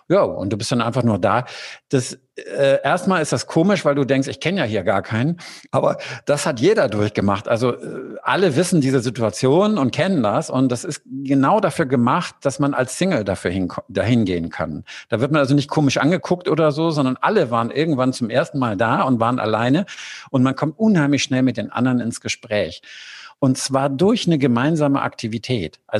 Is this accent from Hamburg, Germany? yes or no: yes; Hamburg, Germany; born there; now in Cologne, Germany; Ich bin in Hamburg geboren und äh, bin später nach Köln gezogen und habe dann auch angefangen, das in anderen Städten ähm, aufzubauen.